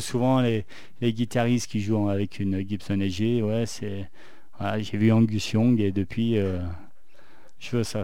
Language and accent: French; Saint-Étienne, Auvergne-Rhône-Alpes, France; accent: stéphanois; mon accent stéphanois anglais pourri